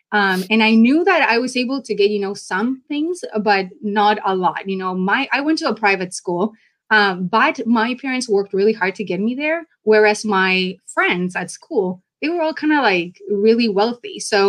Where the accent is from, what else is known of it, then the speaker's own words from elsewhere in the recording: Buenos Aires, Argentina; moved away as an adult; now in United States; I grew up in South America in Buenos Aires, Argentina. So I would describe really my family as a struggling middle class.